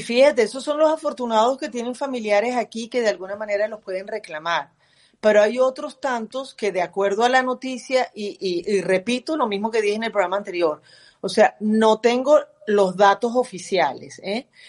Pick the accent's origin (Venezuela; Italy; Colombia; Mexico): Venezuela; now in United States; somos todos venezolanos